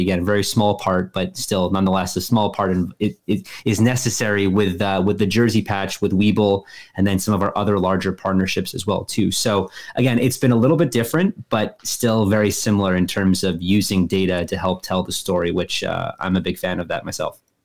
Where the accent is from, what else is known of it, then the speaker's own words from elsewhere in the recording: Winnipeg, Manitoba, Canada; moved away as an adult; also born or lived in Halifax, Canada / San Diego, United States; I'm from Winnipeg, I went to school at Dalhousie. I went to school at San Diego State